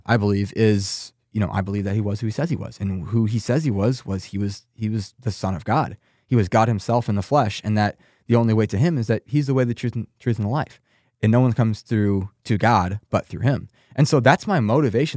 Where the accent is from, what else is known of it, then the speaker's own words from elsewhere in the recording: Texas, United States; I'm from Texas.